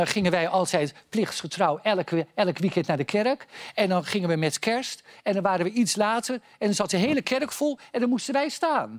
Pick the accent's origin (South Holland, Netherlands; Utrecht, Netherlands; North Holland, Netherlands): South Holland, Netherlands; Noordwijkerhout; ik ben natuurlijk geboren in Noordwijkerhout